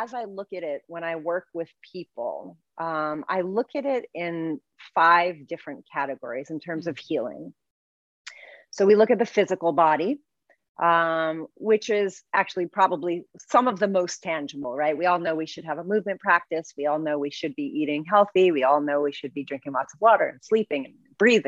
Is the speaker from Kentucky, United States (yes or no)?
no; New York City, New York, United States; I'm from the Bronx